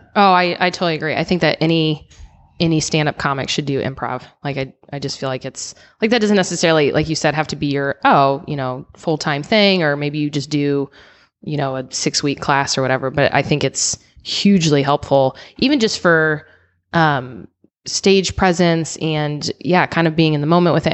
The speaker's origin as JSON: {"language": "English", "region": "Illinois", "country": "United States", "tie": "born or raised there", "also_born_or_lived": "Seattle / Denver", "moved": "as an adult", "lives_now": "San Diego, United States", "said": "I grew up in Illinois, and then I lived in Seattle"}